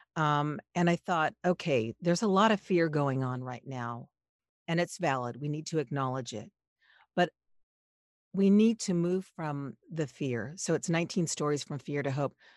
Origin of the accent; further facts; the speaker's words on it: Los Angeles, California, United States; I grew up in Los Angeles.